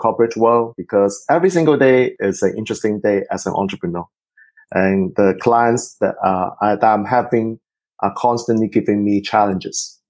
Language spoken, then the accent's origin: English; Singapore; I am actually from Singapore